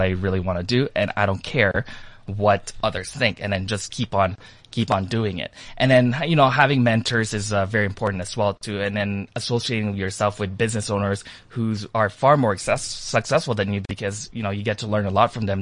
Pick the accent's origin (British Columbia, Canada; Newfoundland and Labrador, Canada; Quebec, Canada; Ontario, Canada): Ontario, Canada; Toronto